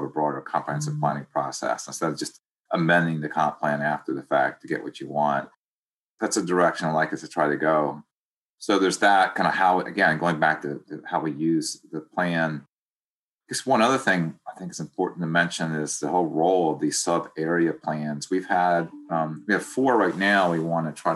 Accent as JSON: {"language": "English", "region": "Maryland", "country": "United States", "tie": "born or raised there", "moved": "yes", "lives_now": "Delaware, United States", "said": "it's my home county, my home state"}